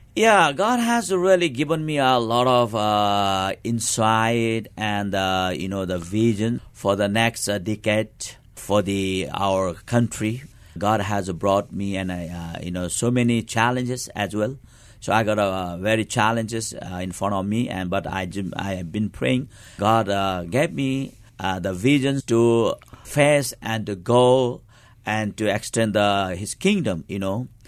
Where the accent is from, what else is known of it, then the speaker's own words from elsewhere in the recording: eastern Nepal, Nepal; I was born in the Eastern part of Nepal, and I was, uh, really grew in the remote area is countryside